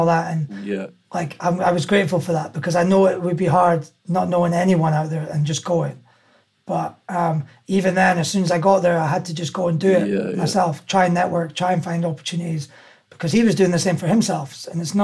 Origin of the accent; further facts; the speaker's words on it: Aberdeen, Scotland, United Kingdom; I grew up in Aberdeen and I went to school there